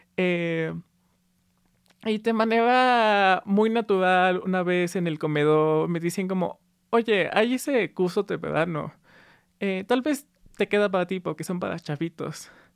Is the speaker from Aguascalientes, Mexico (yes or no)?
yes; Aguascalientes, Mexico; Sí, crecí en Aguascalientes, que para los que no conozcan es un estado en el centro eh, del país